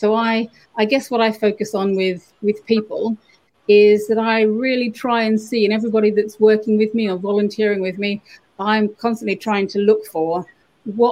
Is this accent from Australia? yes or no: yes; Australia; moved away; I grew up in the Australian bush